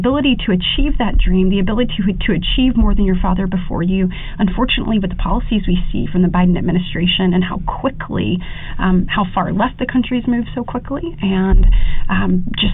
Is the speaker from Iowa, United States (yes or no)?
no; Coffee County, Alabama, United States; I'm obviously from Coffee County